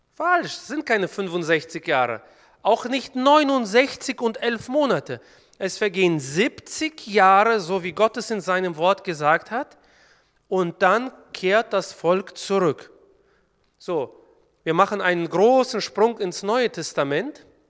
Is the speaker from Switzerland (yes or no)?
no; Kyrgyzstan; now in Germany; Eigentlich komme ich gebürtig aus Kirgistan